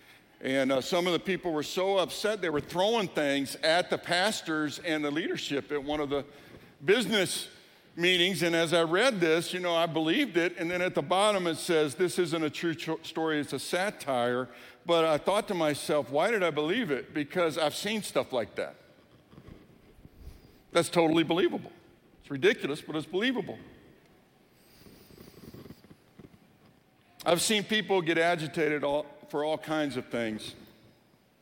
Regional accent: Lake Charles, Louisiana, United States; also born or lived in New Orleans, Louisiana; now in Colorado, United States; I say I'm a Cajun, because I grew up in Lake Charles, Louisiana. I was born in New Orleans.

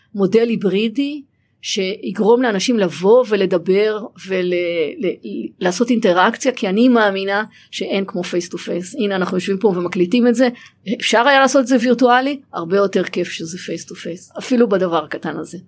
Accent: Israel

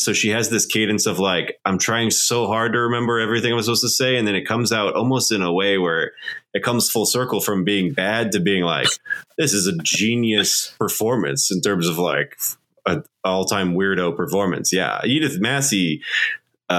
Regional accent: Indianapolis, Indiana, United States; growing up in Indianapolis

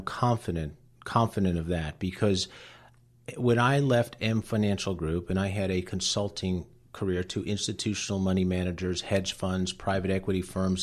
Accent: Cleveland, Ohio, United States; first language Latvian; English is a second language; Cleveland, Ohio, which is where I grew up in a very ethnic household in the Lutheran Church in Cleveland

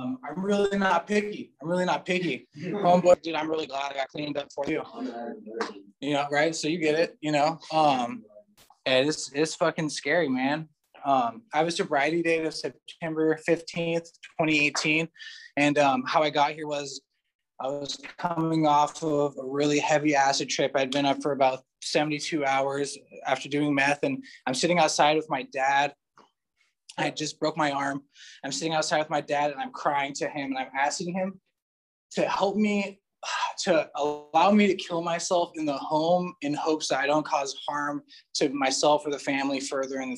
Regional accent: Colorado, United States; also born or lived in Hawaii; now in Southern California, United States; I lived in Colorado, grew up in Colorado

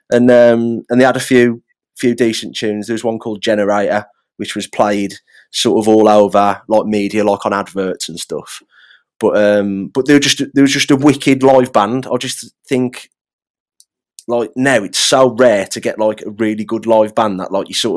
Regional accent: England, United Kingdom; I'm in a band and I'm from England

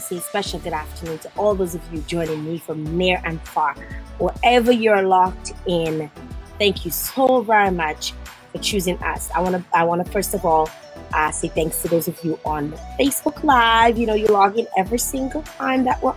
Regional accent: Dominica; my home country, the Nature Island of Dominica

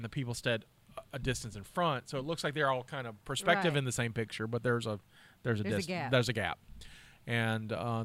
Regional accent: Mobile, Alabama, United States; also born or lived in Daphne, Alabama; I'm from Mobile

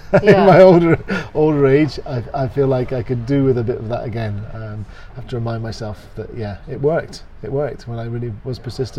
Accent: Scotland, United Kingdom; moved away as an adult; also born or lived in London; I was born in Scotland and grew up in Scotland

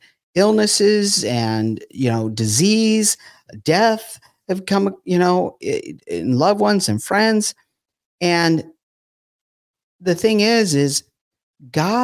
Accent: California, United States; I grew up in California.

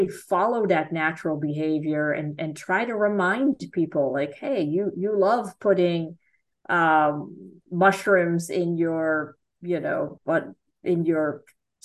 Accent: Netherlands; moved away as an adult; also born or lived in Florida / Kentucky; now in United States; I am from the Netherlands

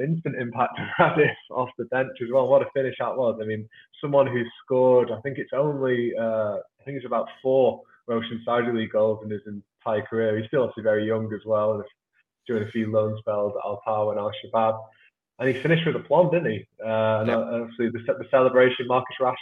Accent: Manchester, North West England, United Kingdom; as you can maybe my accent betrays, I come from Manchester.

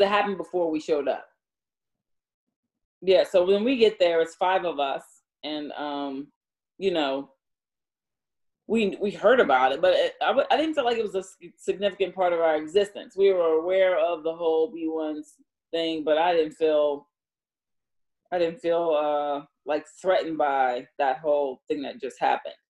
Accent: Newark, New Jersey, United States; accent: Jersey; moved away as an adult; I'm from Newark

